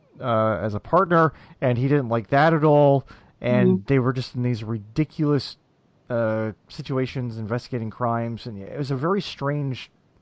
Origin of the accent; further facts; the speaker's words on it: Midwest, United States; me being from the Midwest.